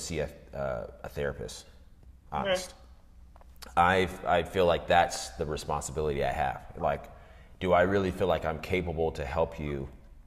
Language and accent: English; D.C. area, Northern Virginia, United States; also born or lived in Atlanta, Georgia; I was born in Atlanta, lived, and then my dad's work transferred us to Northern Virginia, D.C. area, all the way up through college